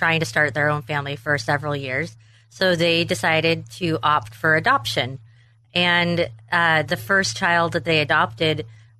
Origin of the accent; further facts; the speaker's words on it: Western Washington, United States; also born or lived in Tacoma, Washington; I was born in Tacoma, Washington, and raised in a very small town in Western Washington by an amazing family.